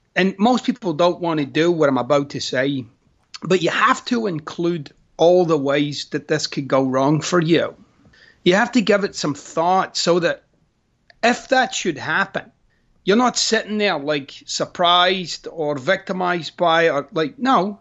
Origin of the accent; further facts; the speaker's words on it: Scotland, United Kingdom; moved away; I'm Scottish.